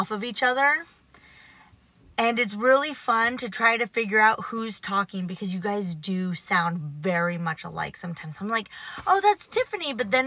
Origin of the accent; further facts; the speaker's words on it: Oregon, United States; I'm from Oregon